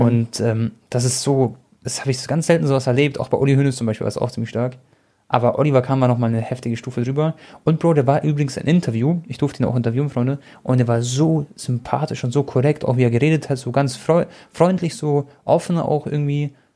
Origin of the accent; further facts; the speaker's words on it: Munich, Bavaria, Germany; ich bin auch in München geboren